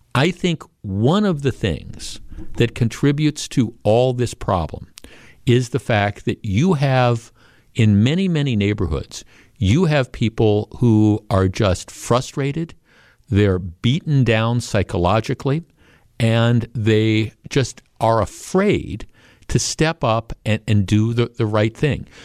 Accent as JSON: {"language": "English", "town": "Glendale", "region": "Wisconsin", "country": "United States", "tie": "born or raised there", "said": "I grew up in the North Shore, right? I grew up in Glendale."}